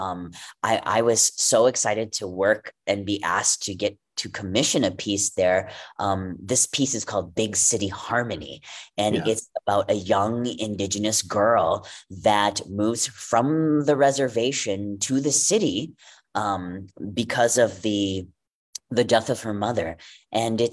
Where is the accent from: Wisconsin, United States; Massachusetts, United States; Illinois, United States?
Wisconsin, United States; First Stage Milwaukee in Wisconsin. Woo, my home state.